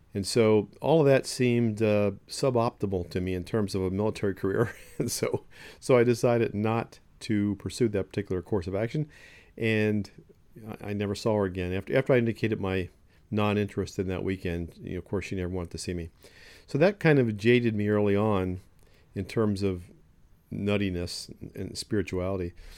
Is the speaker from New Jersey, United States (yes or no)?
yes; Ocean City, New Jersey, United States; I grew up in Ocean City, New Jersey.